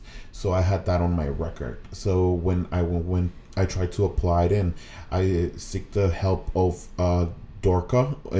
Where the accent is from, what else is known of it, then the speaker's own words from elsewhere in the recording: Mexico; English is a second language; now in United States; So I started learning English in Mexico. You know, just like here, they teach Spanish in Mexico.